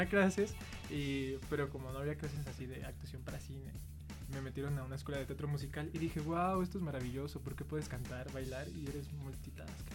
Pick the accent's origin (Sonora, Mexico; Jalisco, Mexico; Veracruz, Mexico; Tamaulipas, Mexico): Jalisco, Mexico; Guadalajara; now in Mexico City, Mexico; vengo de Guadalajara. Ahí hice más carrera principalmente y aquí vine a estudiar